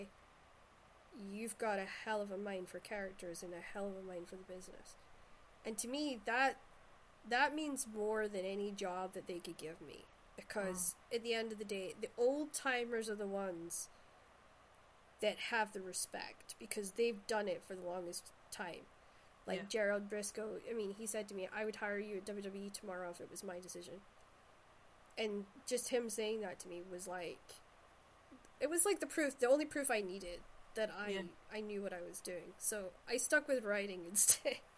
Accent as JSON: {"language": "English", "area": "Shetland", "region": "Scotland", "country": "United Kingdom", "said": "I'm actually from Shetland"}